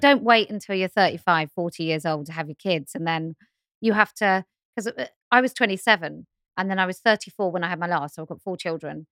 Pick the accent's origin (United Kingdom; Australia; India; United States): United Kingdom; I'm too British